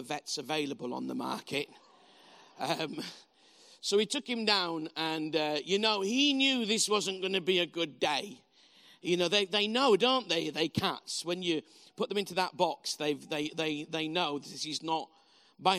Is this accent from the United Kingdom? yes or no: yes; Bradford, Yorkshire and the Humber, United Kingdom; also born or lived in Huddersfield; I'm from Bradford originally, spelled B-R-A-T-F-O-R-D. And in Bradford, which is how we pronounce it